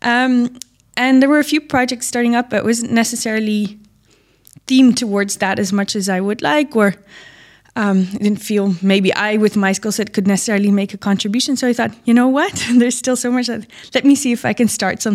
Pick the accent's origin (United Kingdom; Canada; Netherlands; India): Netherlands; now in Dubai, United Arab Emirates; I'm from the Netherlands and there's a big ag industry there